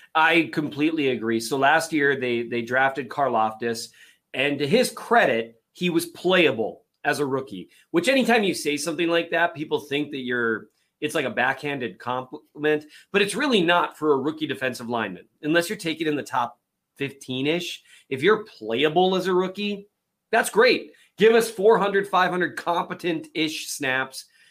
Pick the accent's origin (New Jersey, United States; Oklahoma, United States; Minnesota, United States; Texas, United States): Minnesota, United States; I'm obviously from Minnesota, and so my dad's been a ch, uh, Vikings fan his whole life